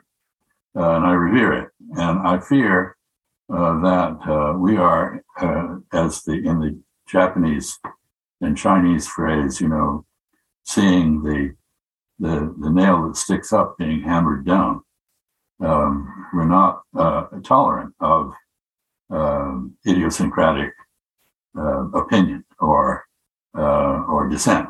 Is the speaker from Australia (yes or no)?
no; Bahamas; I grew up in the Bahamas